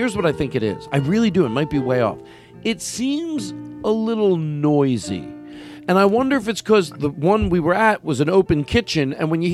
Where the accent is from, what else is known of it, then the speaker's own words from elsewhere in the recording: Philadelphia, Pennsylvania, United States; I'm from Philadelphia. I live in Philadelphia.